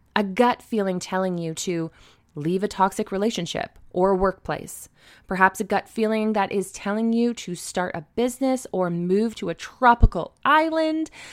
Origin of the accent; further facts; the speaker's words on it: Stratford, Ontario, Canada; for all of my hometown peeps, you will be happy to hear that I will be hosting it in Stratford, Ontario